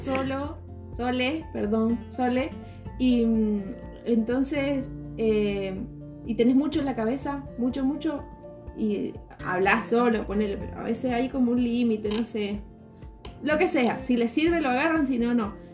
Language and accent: Spanish; Mendoza, Argentina; accent: Mendoza tonada; soy de Mendoza, hay cierta tonada